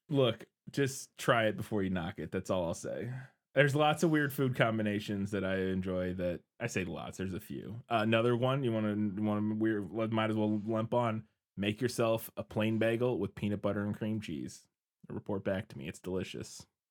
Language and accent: English; Midwest, United States; I'm from the Midwest. We eat weird stuff sometimes